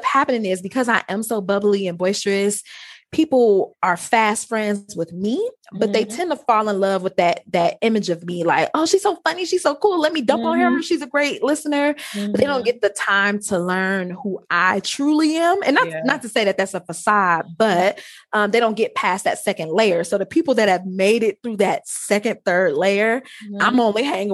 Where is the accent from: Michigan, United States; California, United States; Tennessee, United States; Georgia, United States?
Michigan, United States; Detroit; accent: Ebonics; I grew up in Detroit